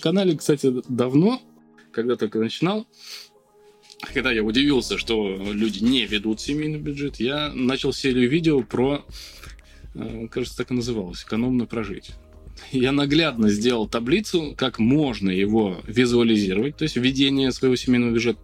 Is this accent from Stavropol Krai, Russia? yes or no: no; Volgograd, Volgograd Oblast, Russia; Я коренной волгоградец. Вырос здесь, на, в Краснооктябрьском районе.